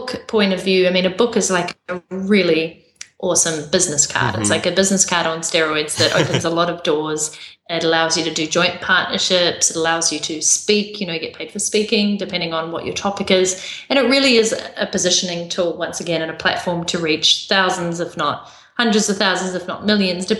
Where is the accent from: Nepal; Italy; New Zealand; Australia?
New Zealand; accent: New Zealand; my accent from New Zealand.